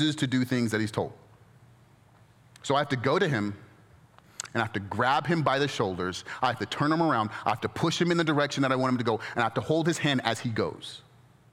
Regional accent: Inland Empire, California, United States; now in Orange County, United States; I grew up in the Inland Empire, and my neighborhood now in Orange County

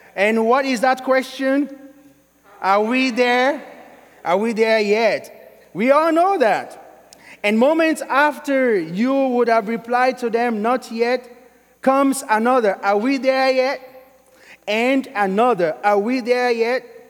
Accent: Sierra Leone; now in Kentucky, United States; I'm originally from Sierra Leone

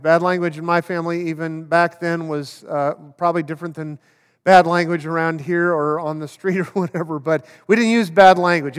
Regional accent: Oakland, California, United States; I grew up in Oakland

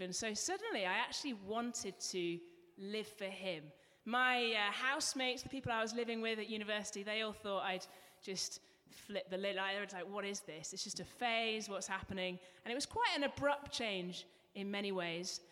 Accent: England, United Kingdom; accent: English; moved away; You might be able to pick up from my accent, I'm from England, and because I was English

